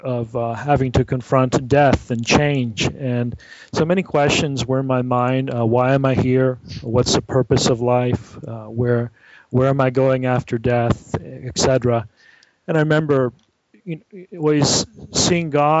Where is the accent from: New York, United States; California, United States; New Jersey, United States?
California, United States; San Francisco Bay Area; moved away as an adult; now in Viterbo, Italy; I was raised in the San Francisco Bay Area